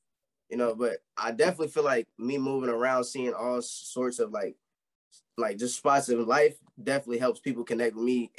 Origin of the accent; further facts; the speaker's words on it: Alaska, United States; also born or lived in Chicago / Atlanta / Alabama; I was born in Chicago, and then we moved from Chicago to Atlanta and Alabama. We moved around a lot down there. Cool. But I would say Alaska is basically my home now.